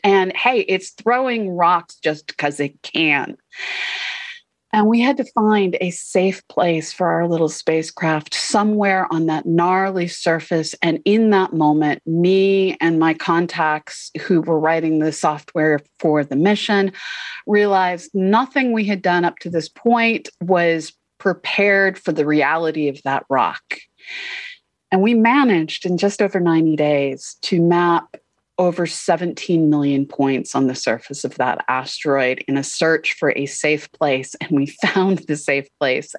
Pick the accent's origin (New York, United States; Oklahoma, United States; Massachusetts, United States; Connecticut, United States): Massachusetts, United States; Boston; I grew up in Boston